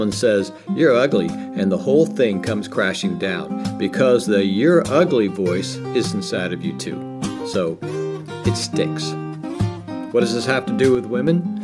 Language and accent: English; United States; I'm an American man.